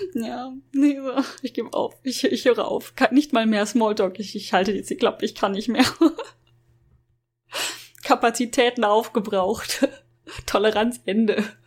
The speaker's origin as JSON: {"language": "German", "country": "Germany", "said": "als, als Deutsche"}